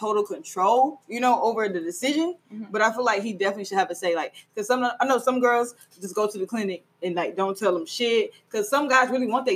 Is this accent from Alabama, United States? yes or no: yes; Huntsville, Alabama, United States; I am from Huntsville, Alabama.